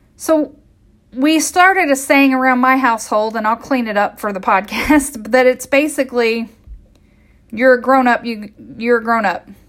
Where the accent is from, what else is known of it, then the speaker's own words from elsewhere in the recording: Midwest, United States; I grew up in the Midwest